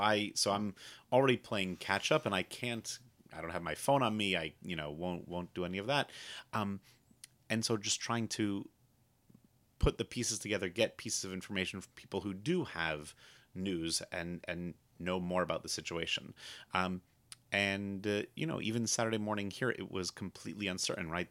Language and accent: English; United States; as an American Jew